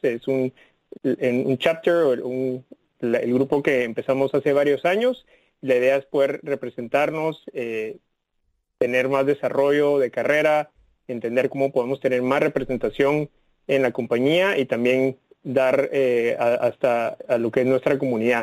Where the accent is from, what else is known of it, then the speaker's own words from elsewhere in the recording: Guatemala City, Guatemala Department, Guatemala; moved away as an adult; now in Washington, United States; yo nací en, la, en, Ciudad de Guatemala, en Centroamérica, y tuve la oportunidad de estudiar, crecer ahí